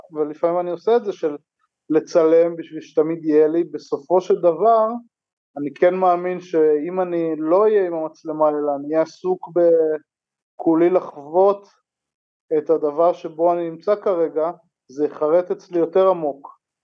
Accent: Ein Harod, Northern District, Israel; אני מקיבוץ עין חרוד

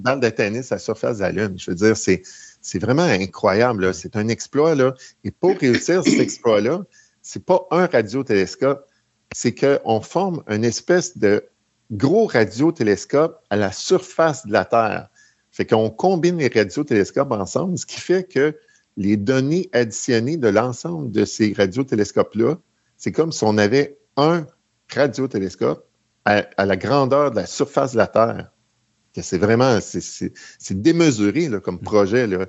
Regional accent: Mirabel, Quebec, Canada; je suis de Mirabel.

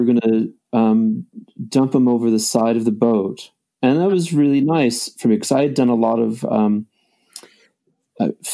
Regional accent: Midwest, United States; moved away; also born or lived in England; We're from the Midwest.

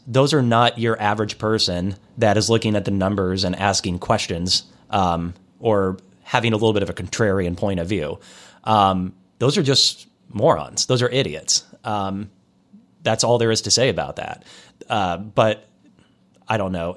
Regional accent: Des Moines, Iowa, United States; moved away; also born or lived in Kansas City; I'm from Des Moines, Iowa

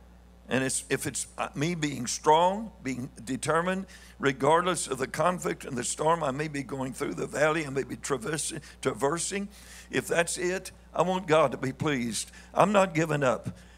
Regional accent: Missouri, United States; but here I am from Missouri, and I want to be understood some

